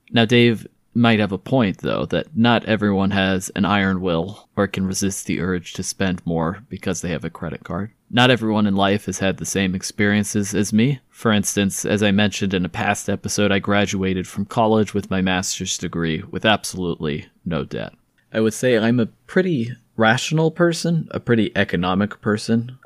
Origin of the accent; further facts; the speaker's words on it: California, United States; some of my perspective comes as a Californian